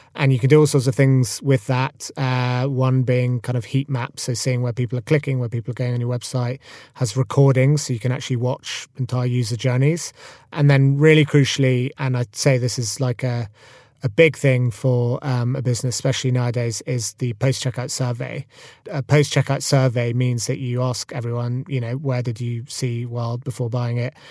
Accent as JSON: {"language": "English", "region": "Scotland", "country": "United Kingdom", "tie": "born or raised there", "said": "Freddie and I grew up together in Scotland."}